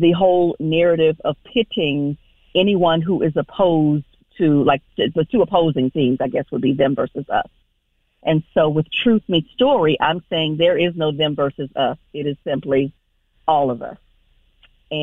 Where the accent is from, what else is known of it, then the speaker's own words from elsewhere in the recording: Houston, Texas, United States; now in Raleigh, United States; I'm originally from Houston, Texas